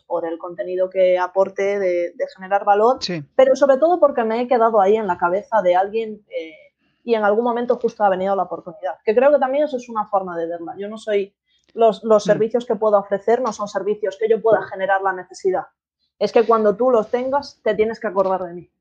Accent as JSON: {"language": "Spanish", "region": "Galicia", "country": "Spain", "tie": "born or raised there", "moved": "yes", "said": "soy estratega digital y soy gallega"}